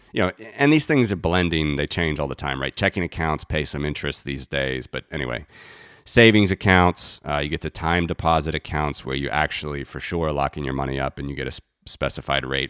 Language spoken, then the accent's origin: English; United States; moved away as an adult; now in Latvia; I'm originally from the United States. I was, uh, born and raised there